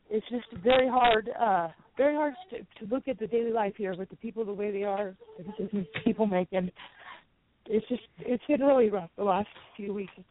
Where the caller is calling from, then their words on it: Westwood, California, United States; I'm calling from uh, Westwood, California.